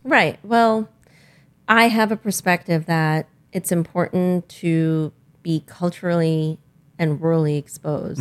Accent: India; I am Indian.

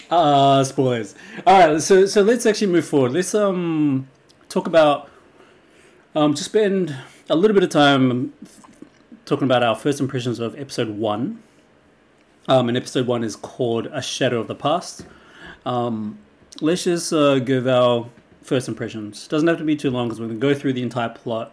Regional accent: Wellington, New Zealand; it's from my hometown, Lord of the Rings. It was filmed in my backyard, practically.

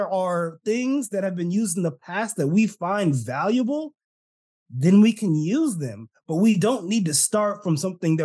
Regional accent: California, United States; I'm Californian. Apparently, Californians don't say our T's.

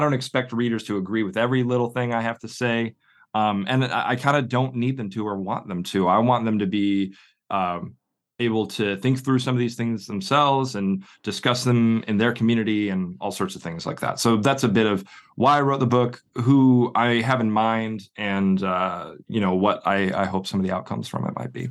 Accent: northwest suburbs of Chicago, Illinois, United States; moved away as an adult; now in Oxford, United Kingdom; I'm originally from the northwest suburbs of Chicago

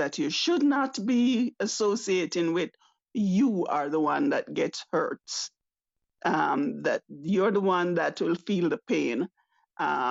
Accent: Jamaica; now in Canada; I am Jamaican by birth, living in Canada.

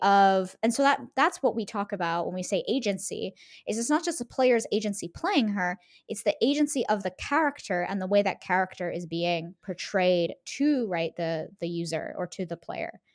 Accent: United States; growing up in the United States

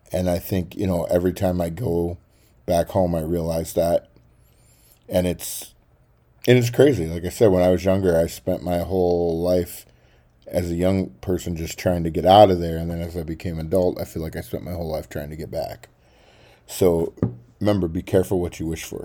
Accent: Baxter, Tennessee, United States; moved away; Baxter, Tennessee is where I call home. I love my hometown.

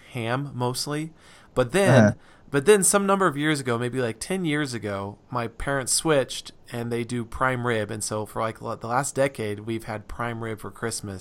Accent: Reno, Nevada, United States; moved away; I'm from Nevada. I grew up there

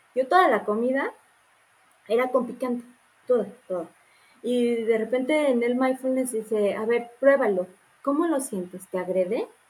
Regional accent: Morelia, Michoacán, Mexico; Yo soy de Morelia

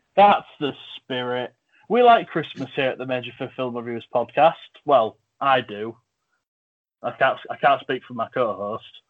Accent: England, United Kingdom; I'm from England

